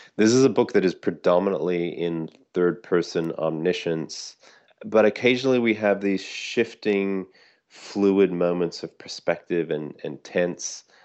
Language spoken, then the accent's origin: English; Sydney, New South Wales, Australia; moved away as an adult; now in United States; I grew up in Sydney. I've lived in the States for, you know, most of the last twenty-five years.